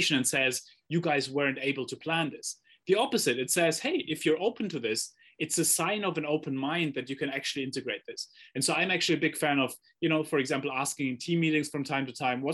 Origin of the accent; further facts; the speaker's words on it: Germany; I grew up in Germany